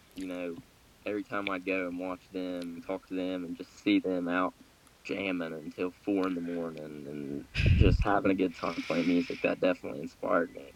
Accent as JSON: {"language": "English", "area": "Grant County", "region": "Kentucky", "country": "United States", "tie": "born or raised there", "said": "from Grant County, Kentucky"}